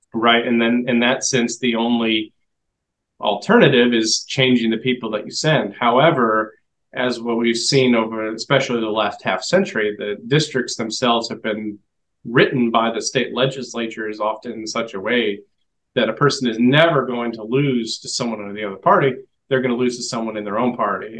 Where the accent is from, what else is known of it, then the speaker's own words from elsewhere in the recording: Washington, United States; I'm from Washington State